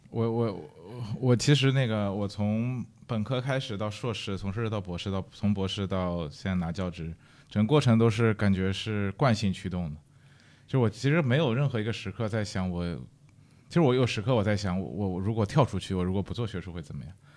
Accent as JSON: {"language": "Chinese", "region": "Shanghai", "country": "China", "also_born_or_lived": "Europe", "moved": "yes", "said": "比如我上海人，对吧？"}